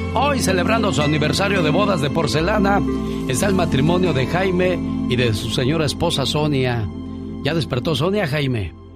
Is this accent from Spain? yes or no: no; Coahuila, Mexico; moved away; Salí de Coahuila, pero Coahuila nunca salió de mí